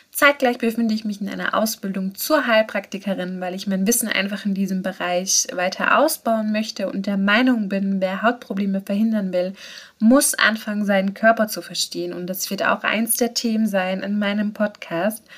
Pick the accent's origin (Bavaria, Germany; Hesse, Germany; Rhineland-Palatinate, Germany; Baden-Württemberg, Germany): Baden-Württemberg, Germany; Karlsruhe; also born or lived in Pforzheim; Ich bin geboren in Pforzheim, aufgewachsen und groß geworden bin ich in Karlsruhe.